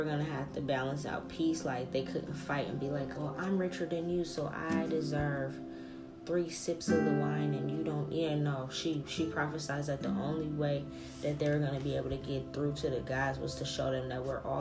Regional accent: United States; I'm technically American, because like niggas was in America after my family came over from Italy.

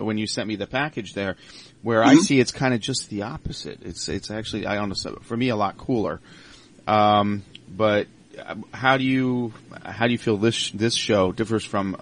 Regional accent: Long Island, New York, United States; now in Pittsburgh, United States; I'm from Long Island originally.

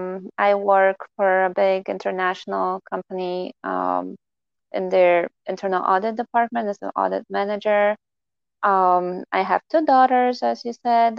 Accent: Poland; first language Polish; English is a second language; moved away as an adult; I grew up in Poland

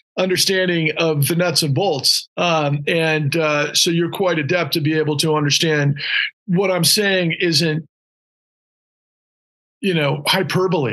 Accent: Houston, Texas, United States; also born or lived in Austin, Texas; I grew up in Houston.

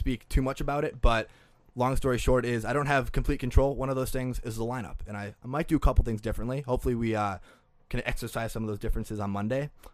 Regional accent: Green Bay, Wisconsin, United States; now in Minneapolis, United States; I'm from Green Bay, Wisconsin, which you can get anywhere in fifteen minutes

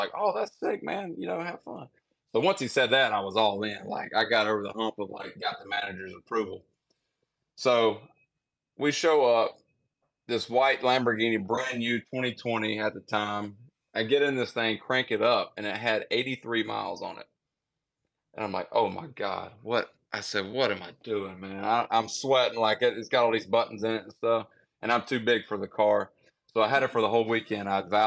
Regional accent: Mississippi, United States; I'm from Mississippi

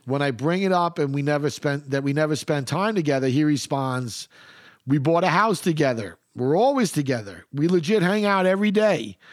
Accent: New York City, New York, United States; moved away; I grew up in Queens during the eighties and the early

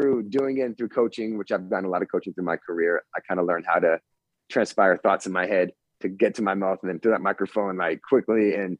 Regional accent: Framingham, Massachusetts, United States; moved away as an adult; also born or lived in Central New York / Los Angeles, California; now in San Diego, United States; Yes, I moved out here 15 years ago. So I grew up in Framingham

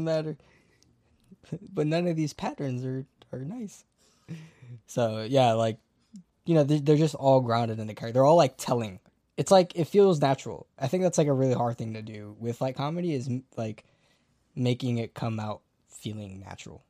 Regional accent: United States; me as an American

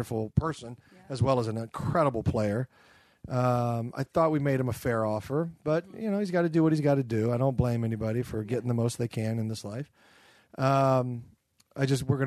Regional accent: Louisville, Kentucky, United States; I was born in Louisville

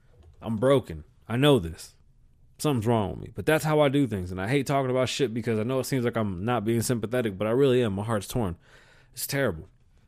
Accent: London, United Kingdom; I'm from London.

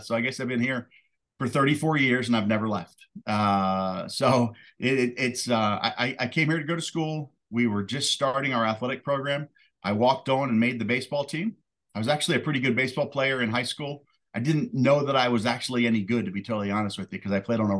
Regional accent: D.C., Maryland, United States; moved away as an adult; also born or lived in Hampton, Virginia; now in Daytona Beach, United States; I was born and raised in Maryland, right outside of Washington, D.C.

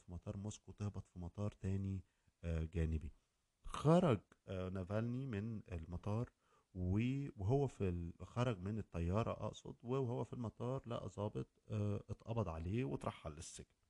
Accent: Egypt; عندنا في مصر

